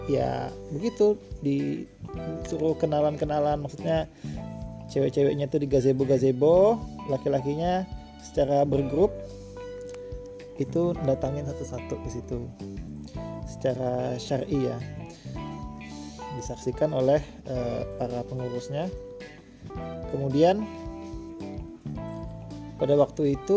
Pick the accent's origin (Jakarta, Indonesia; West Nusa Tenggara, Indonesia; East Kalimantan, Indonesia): East Kalimantan, Indonesia; Samarinda; dulu kebetulan saya ini orang Samarinda saya terus mencari jodoh